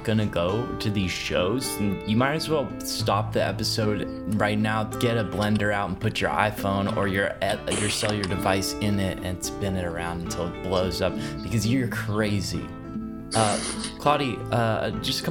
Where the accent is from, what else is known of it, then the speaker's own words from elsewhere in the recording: Texas, United States; I'm a Texan.